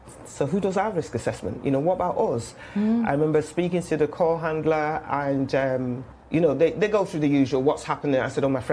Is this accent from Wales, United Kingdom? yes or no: no; Manchester, North West England, United Kingdom; accent: Mancunian; moved away as an adult; also born or lived in London; I am a Mancunian, born and bred